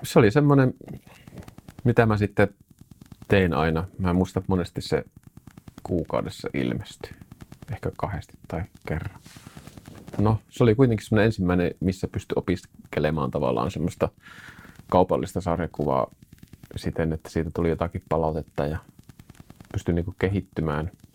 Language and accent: Finnish; Suolahti, Central Finland, Finland; now in Jyväskylä, Finland; muutettiin Suolahesta isän työn perässä Jyväskylään tänne näin, missä nytkin asustelen